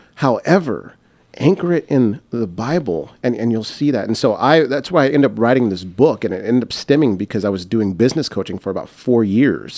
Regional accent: United States; I'm I'm American

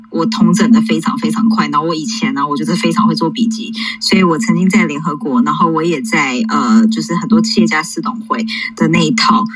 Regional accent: New York, United States; moved away; 我其实的背景其实我就是在纽约长大

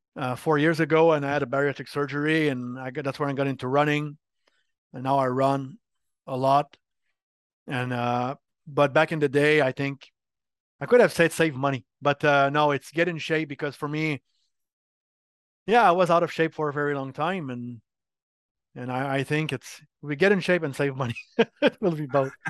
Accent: Montreal, Quebec, Canada; accent: French Canadian; first language French; English is a second language; I'm from Montreal, Quebec.

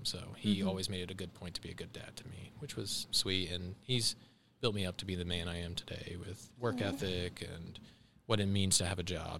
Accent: Fairmount, Indiana, United States; also born or lived in Columbus, Ohio; Fairmount, Indiana, and Columbus, Ohio.

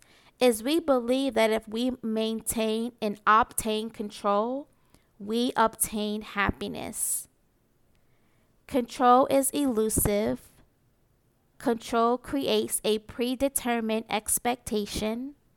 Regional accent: New York City, New York, United States; growing up in Marcy Projects

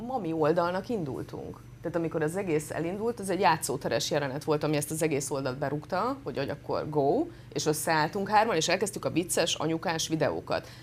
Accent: Transylvania, Romania; moved away as an adult; now in Budapest, Hungary; Én erdélyi lány vagyok

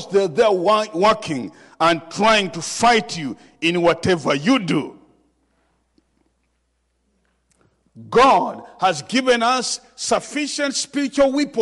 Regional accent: Uganda; from Uganda

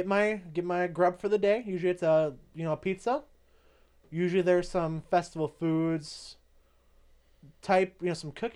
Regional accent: Wisconsin, United States; showing off my true heritage. You know, I'm from Wisconsin. I love Wisconsin.

